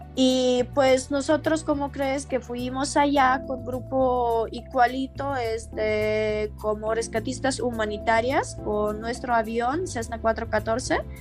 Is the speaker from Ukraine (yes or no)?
yes; Ukraine; Spanish is a second language; now in Mexico City, Mexico; Yo soy de país muy lejano, literal, de otro lado del mundo, que se llama Ucrania